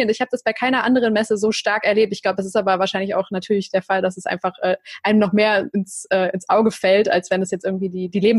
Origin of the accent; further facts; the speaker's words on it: Cologne, North Rhine-Westphalia, Germany; das mit der Gamescom zum Beispiel kann ich jetzt als Kölnerin einfach äh, super beschreiben